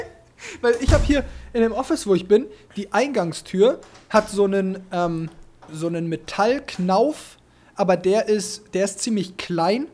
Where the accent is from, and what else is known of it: Germany